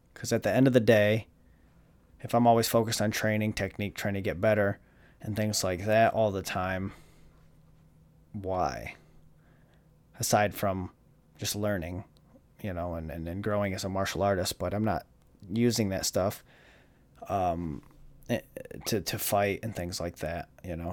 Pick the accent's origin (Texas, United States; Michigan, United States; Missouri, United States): Michigan, United States; Jackson; now in Florida, United States; Jackson, Michigan